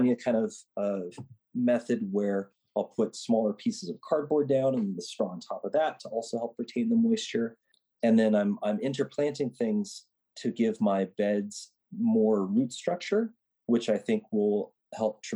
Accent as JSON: {"language": "English", "region": "Nebraska", "country": "United States", "tie": "born or raised there", "moved": "yes", "said": "I grew up in Nebraska and helped in a garden there"}